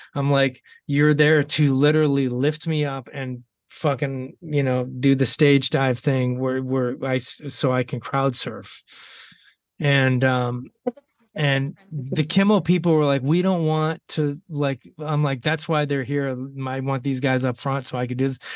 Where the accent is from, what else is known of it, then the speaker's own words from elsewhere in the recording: Ohio, United States; moved away; i'm having another homecoming in ohio